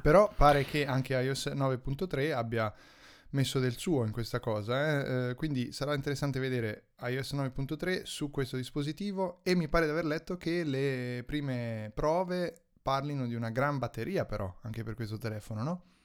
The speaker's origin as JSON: {"language": "Italian", "region": "central Italy", "country": "Italy", "said": "vengo dall'unica città centrale dell'Italia centrale"}